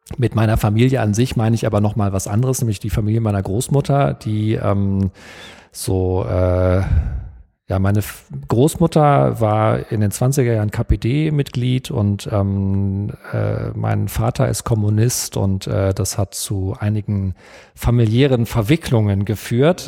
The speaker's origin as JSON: {"language": "German", "town": "Detmold", "region": "North Rhine-Westphalia", "country": "Germany", "tie": "born or raised there", "said": "ich bin in Detmold aufgewachsen, in Westdeutschland"}